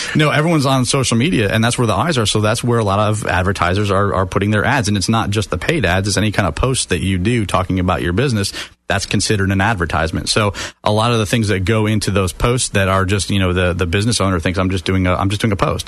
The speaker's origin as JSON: {"language": "English", "town": "Sarasota", "region": "Florida", "country": "United States", "tie": "born or raised there", "also_born_or_lived": "Detroit, Michigan", "lives_now": "Orlando, United States", "said": "from Detroit, Michigan, and moved down with my family when I was about nine years old to uh, Sarasota, Bradenton area"}